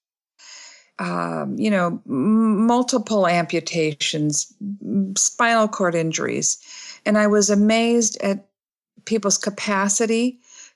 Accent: Michigan, United States; now in Bloomington, United States; I'm from Michigan

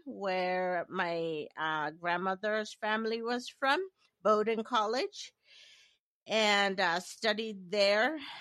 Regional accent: Nigeria; moved away as an adult; also born or lived in Maine, United States / Hawaii, United States / Washington, D.C., United States; I am, uh, originally born and raised in Nigeria

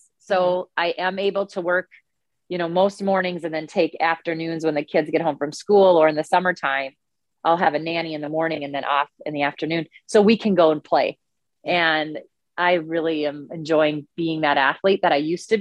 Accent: Dawson, Minnesota, United States; my hometown. I was in high school.

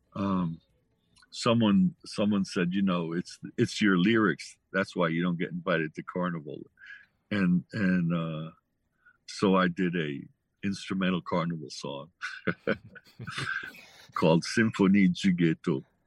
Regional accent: New Haven, Connecticut, United States; I grew up with it in New Haven

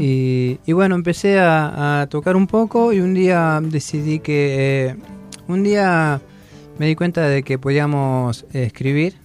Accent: Pedro Luro, Buenos Aires Province, Argentina; moved away as an adult; no soy de Buenos Aires, soy de Pedro Luro, partido de Villarino, eh, al límite de la Patagonia, el río Colorado

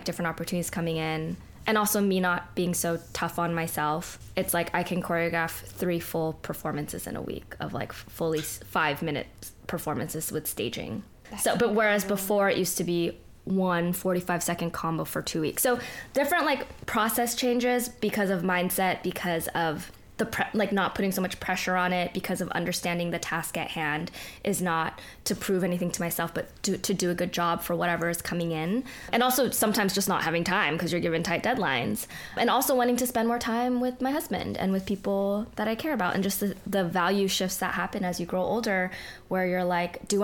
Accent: Bay Area, California, United States; moved away as an adult; now in Los Angeles, United States; we're from the Bay, but I moved down to L.A. for college, and then I stayed for dance.

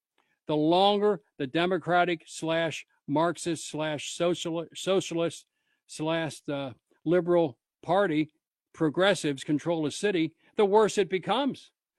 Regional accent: Cincinnati, Ohio, United States; also born or lived in Covington, Kentucky; In my hometown, I was born in Covington, Kentucky, grew up in Cincinnati.

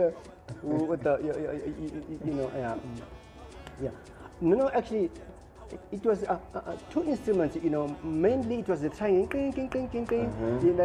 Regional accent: Cape Town, Western Cape, South Africa; I started back in Cape Town where I was born. I was born in Kwalanga Township and then moved to Guguletu in 1975.

